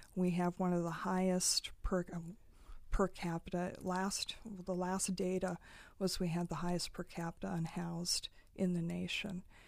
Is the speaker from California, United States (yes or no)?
no; Nyssa, Oregon, United States; I grew up in Eastern Oregon, a place called Nyssa, which is right on the Snake River